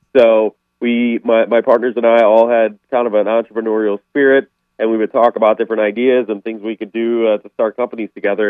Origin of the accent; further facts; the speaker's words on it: Chicago, Illinois, United States; I'm from Chicago